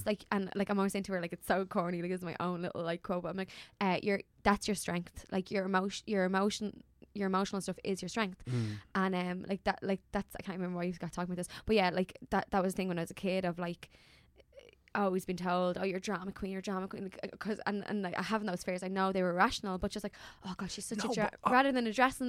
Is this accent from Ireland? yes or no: yes; Dublin, Leinster, Ireland; because I'm from East Wall and there'd be a lot of joyriders